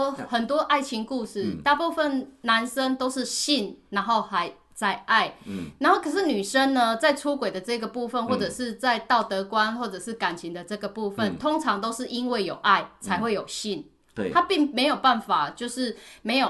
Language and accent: Chinese; Tainan, Taiwan; now in Changhua, Taiwan; 我就从台南是嫁到彰化的，嗯、而且这距离是一百多公里耶。